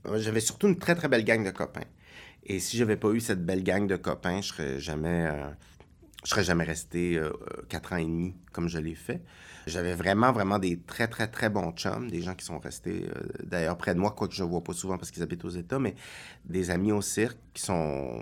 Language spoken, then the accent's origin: French; Longueuil, Quebec, Canada; also born or lived in Brossard / Montreal; J'ai été élevé à Longueuil et à Brossard.